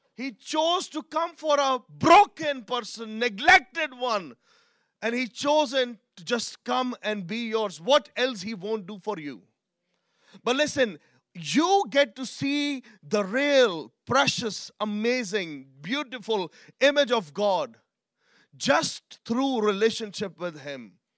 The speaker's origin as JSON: {"language": "English", "country": "Pakistan", "tie": "born or raised there", "said": "I'm from Pakistan, I'm brought up in a different culture"}